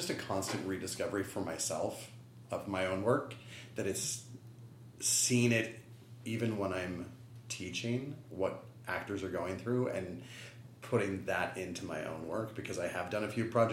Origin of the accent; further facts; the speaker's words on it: West Coast, United States; I was born and raised on the West Coast